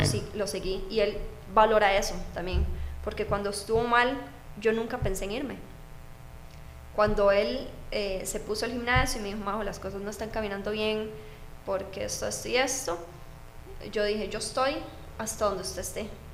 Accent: Moravia, San José, Costa Rica; yo soy de Moravia, tenía que trasladarme hasta San Joaquín de Flores en bus

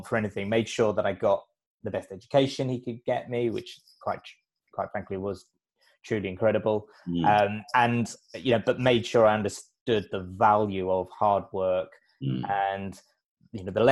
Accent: London, United Kingdom; I grew up in London

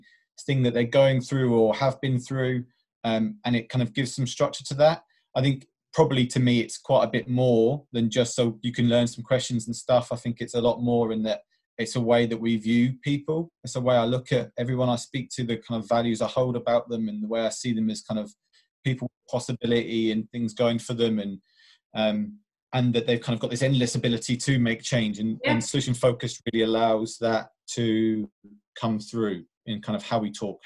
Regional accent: Essex, East of England, United Kingdom; I'm from Essex, always lived in Essex

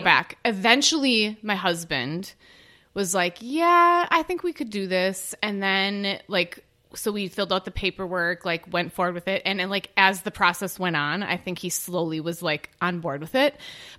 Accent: Oshkosh, Wisconsin, United States; I grew up in Oshkosh

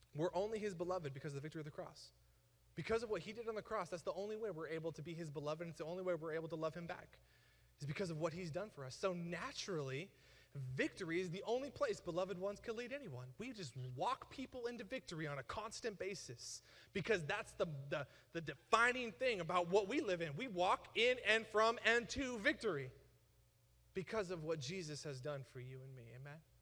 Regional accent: United States; I'm American

